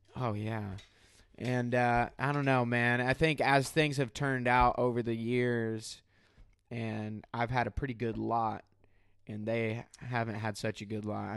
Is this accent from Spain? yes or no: no; Benton, Illinois, United States; also born or lived in Mount Vernon, Illinois; Mount Vernon is a county above the town in which I grew up, which is Benton, Illinois